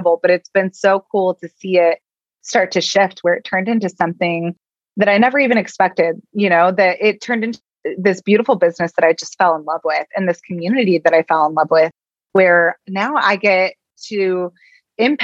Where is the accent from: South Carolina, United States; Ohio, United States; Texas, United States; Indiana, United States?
Indiana, United States; this little girl from Indiana